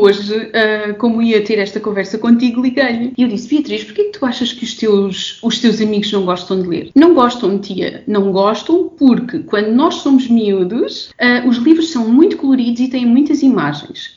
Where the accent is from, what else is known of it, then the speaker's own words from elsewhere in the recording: Évora, Alentejo, Portugal; eu sou alentejana, eu sou de Évora